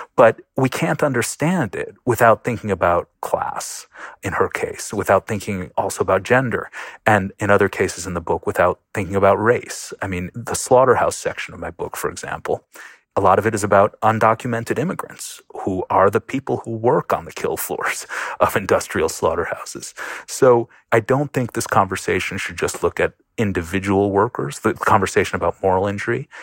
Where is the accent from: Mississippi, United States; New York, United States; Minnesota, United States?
New York, United States; Buffalo; I grew up in Buffalo, New York